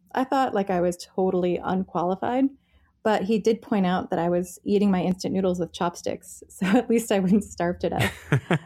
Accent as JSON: {"language": "English", "country": "United States", "said": "as an American"}